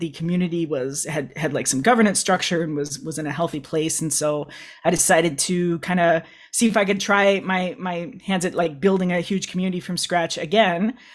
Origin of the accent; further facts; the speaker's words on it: Midwest, United States; a queer kid growing up in the Midwest, United States.